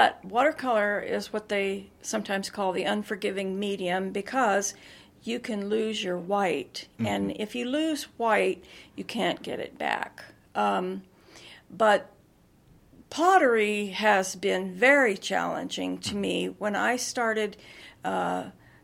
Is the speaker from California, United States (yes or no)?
yes; Ridgecrest, California, United States; also born or lived in Oklahoma; now in Moab, United States; I was born and raised on the desert, so this is like home